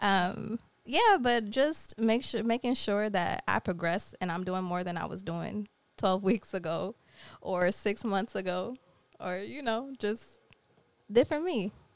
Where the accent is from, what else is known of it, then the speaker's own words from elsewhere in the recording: Jamaica; I'm Jamaican